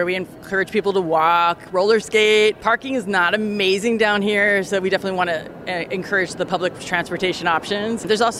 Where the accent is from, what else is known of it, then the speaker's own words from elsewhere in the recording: San Francisco, California, United States; now in Philadelphia, United States; I'm originally from San Francisco